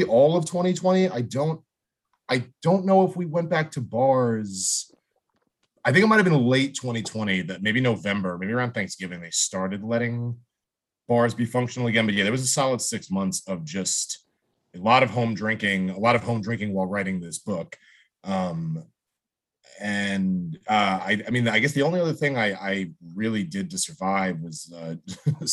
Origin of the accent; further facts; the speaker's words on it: New Jersey, United States; now in California, United States; I grew up in Jersey